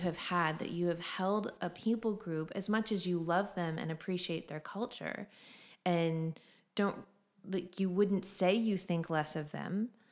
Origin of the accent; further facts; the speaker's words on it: United States; moved away as an adult; now in Australia; as an American